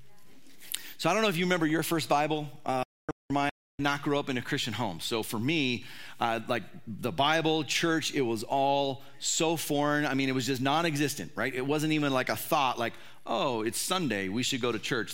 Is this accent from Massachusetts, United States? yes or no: no; California, United States; I grew up in, it was the state of California, still is the state of California